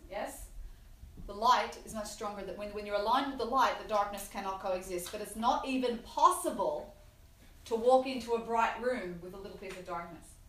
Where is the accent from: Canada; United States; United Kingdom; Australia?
Australia; I'm Australian